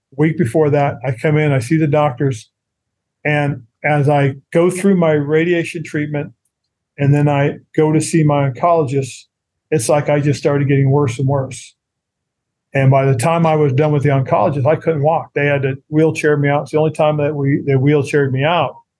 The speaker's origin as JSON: {"language": "English", "town": "Monterey", "region": "California", "country": "United States", "tie": "born or raised there", "moved": "as an adult", "said": "down in Monterey, California, which is my hometown area"}